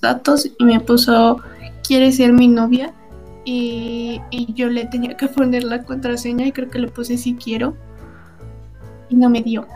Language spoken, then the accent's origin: Spanish; Mexico; soy de México